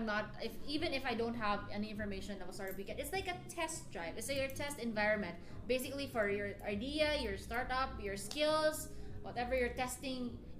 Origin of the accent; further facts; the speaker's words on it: Bacolod, Western Visayas, Philippines; It pushed me to go to Cebu. I'm from Bacolod, so I went.